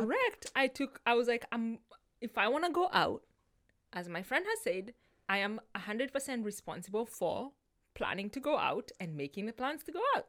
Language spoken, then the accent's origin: English; Kenya; moved away; I grew up in Kenya